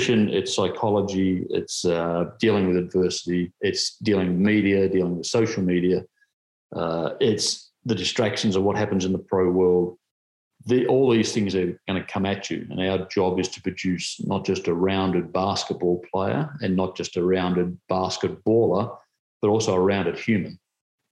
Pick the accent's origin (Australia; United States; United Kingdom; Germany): Australia; Tasmania; My home state